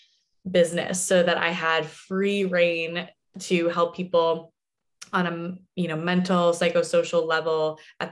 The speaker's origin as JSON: {"language": "English", "region": "New Jersey", "country": "United States", "tie": "born or raised there", "moved": "as an adult", "lives_now": "Santa Monica, United States", "said": "born and raised in New Jersey"}